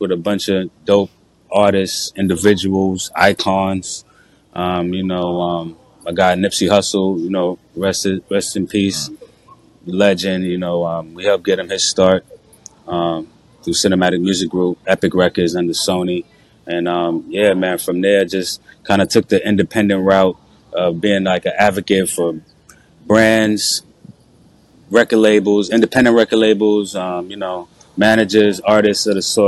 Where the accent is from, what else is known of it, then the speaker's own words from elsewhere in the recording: New York City, New York, United States; originally I'm from New York City, from Brooklyn, New York, you know, so I grew up around hip hop